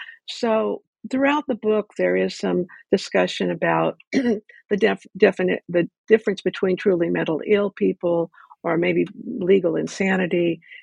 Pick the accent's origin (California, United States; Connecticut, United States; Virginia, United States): California, United States; Ventura; I grew up in Ventura, and somebody had brought up that case